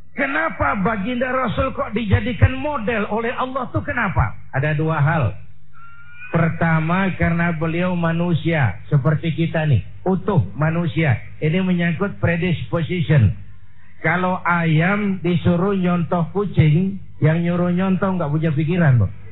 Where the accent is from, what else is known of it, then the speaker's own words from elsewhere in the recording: Indonesia; saya bersyukur lahir di Indonesia, saya bangga jadi anak Indonesia